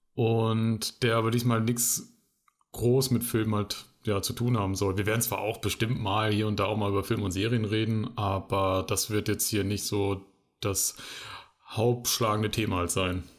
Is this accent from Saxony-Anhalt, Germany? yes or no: no; Bielefeld, North Rhine-Westphalia, Germany; now in Mannheim, Germany; ich wohne jetzt näher Mannheim, komme aber eigentlich aus äh, einer Stadt, die es nicht gibt. Ja, ich nehme den Gag einfach vorweg, nämlich aus Bielefeld.